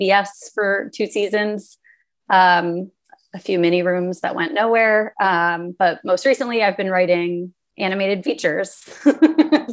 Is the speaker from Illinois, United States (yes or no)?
no; Los Angeles, California, United States; I grew up in Los Angeles, so I was aware of the entertainment industry just by virtue of being born here